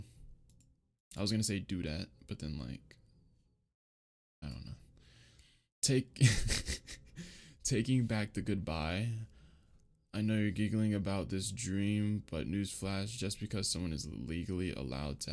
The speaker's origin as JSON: {"language": "English", "country": "United States", "said": "I'm from America"}